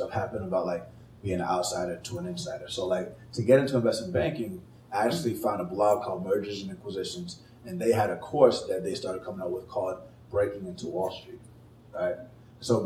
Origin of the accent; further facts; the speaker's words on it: Atlanta, Georgia, United States; moved away as an adult; also born or lived in California / Chicago / San Francisco; I was born in California, grew up in Atlanta